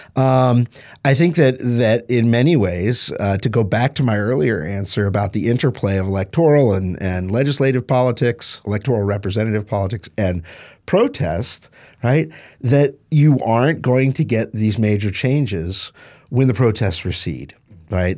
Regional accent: East Tennessee, United States; moved away; I grew up in East Tennessee.

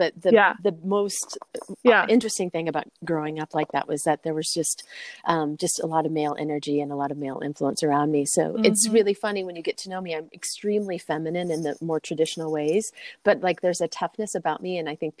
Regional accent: California, United States; I'm from California, so lacrosse is not something I was even like really exposed to.

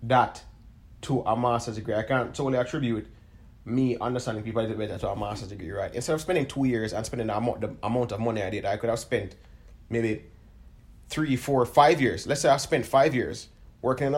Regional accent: Jamaica; we're from Jamaica

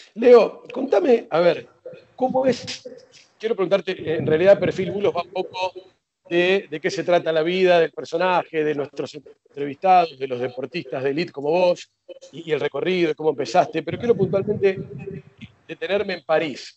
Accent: Argentina; nosotros los argentinos

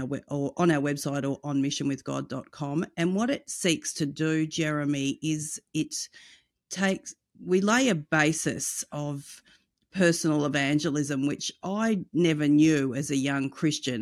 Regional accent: Australia; also born or lived in United States; In Australia, our culture is quite the opposite

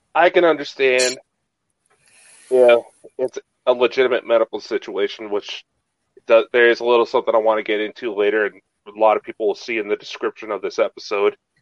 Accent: United States; I'm American

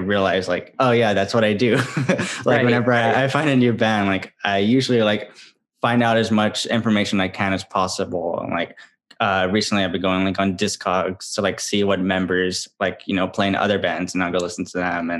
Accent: San Antonio, Texas, United States; I grew up in San Antonio

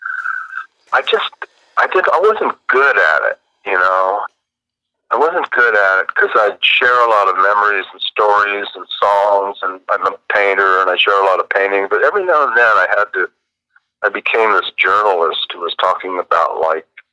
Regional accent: Lake Forest / Orange County, California, United States; That's my old hometown, man.

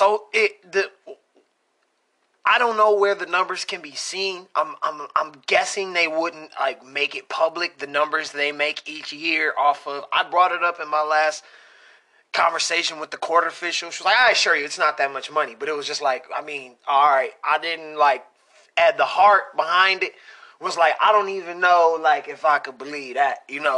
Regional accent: Michigan, United States; We're from Michigan.

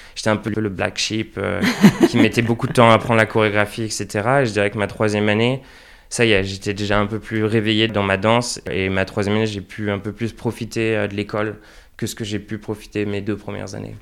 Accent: Angers, Pays de la Loire, France; now in The Hague, Netherlands; je suis né à Angers

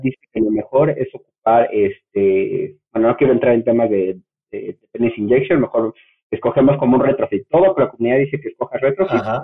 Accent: Mexico; soy mexicano

